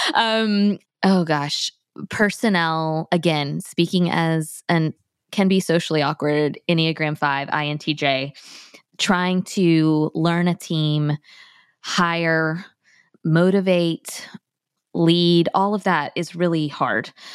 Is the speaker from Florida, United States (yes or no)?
yes; Tallahassee, Florida, United States; moved away as an adult; now in Thomasville, United States; I grew up in Tallahassee